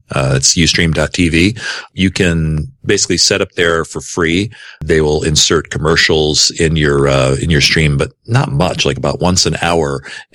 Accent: Grand Rapids, Michigan, United States; I've got to kick in here from my hometown of Grand Rapids, Michigan, Beertown, USA.

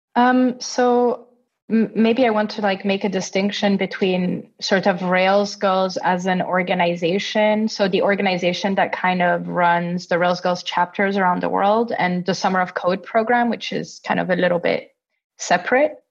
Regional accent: Italy; also born or lived in Austria; now in Berlin, Germany; I'm originally from Italy

